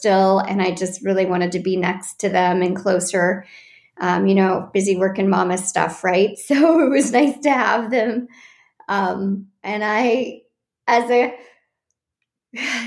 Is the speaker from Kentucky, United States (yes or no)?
no; Orange County, California, United States; I'm from Orange County and grew up in the area